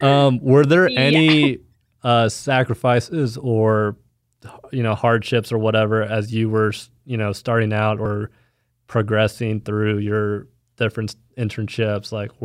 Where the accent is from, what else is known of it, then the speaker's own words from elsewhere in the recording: Dallas, Texas, United States; moved away as an adult; also born or lived in Fayetteville, Arkansas; now in Kansas City, United States; I'm from Dallas.